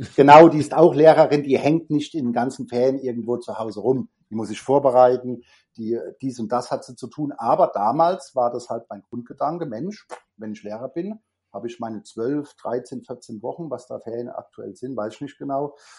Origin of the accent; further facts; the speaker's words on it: Germany; also born or lived in Frankfurt; Bei uns in Deutschland